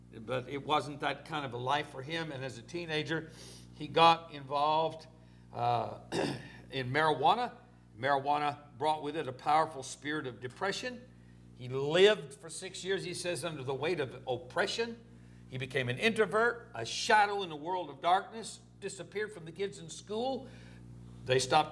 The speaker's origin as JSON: {"language": "English", "town": "Orange", "region": "Texas", "country": "United States", "tie": "born or raised there", "said": "it was Orange, Texas, my hometown, my mother's hometown."}